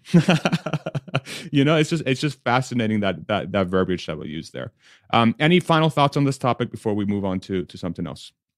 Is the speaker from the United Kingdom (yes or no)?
no; Spain; I was born in Spain